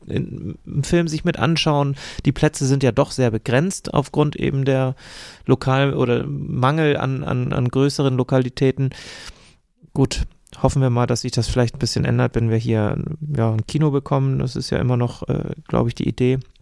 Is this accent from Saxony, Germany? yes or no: no; Eckernförde, Schleswig-Holstein, Germany; hier bei uns in Eckernförde